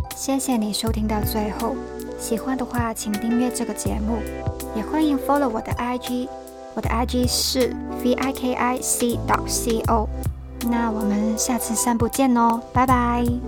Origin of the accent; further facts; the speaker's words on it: Hong Kong; accent: Hong Kong-accented Mandarin; Chinese is a second language; 身为一个在香港长大的普通女生， 对，我是香港来的，所以请多多见谅我的港普口音